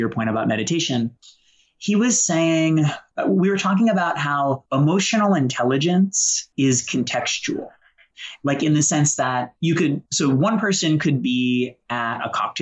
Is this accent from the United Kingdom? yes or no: no; Boston, Massachusetts, United States; I grew up in Boston with a single alcoholic mom